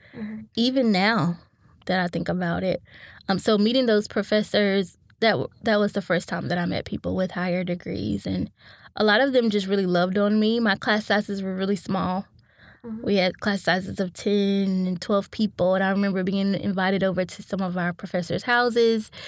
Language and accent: English; Winston-Salem, North Carolina, United States; I grew up in Winston-Salem, North Carolina, to a single mom